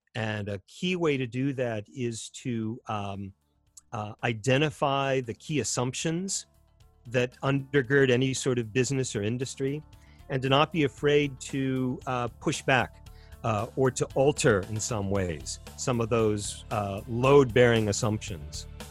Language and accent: English; United States; as an American